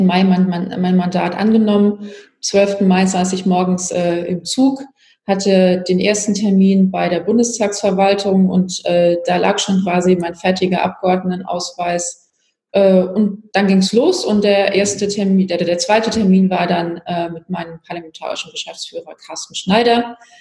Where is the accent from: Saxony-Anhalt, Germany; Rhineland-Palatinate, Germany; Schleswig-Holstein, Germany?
Rhineland-Palatinate, Germany; Pirmasens; now in Hamburg, Germany; Ich bin ja in der Pfalz aufgewachsen, habe in Pirmasens Abi gemacht